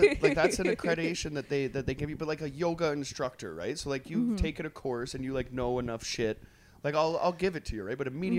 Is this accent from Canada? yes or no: yes; Trail, British Columbia, Canada; moved away; I grew up in the like in the interior, and there was pictures coming back from like downtown in my hometown, and it's just an hour away from Nelson, actually. I'm from Trail.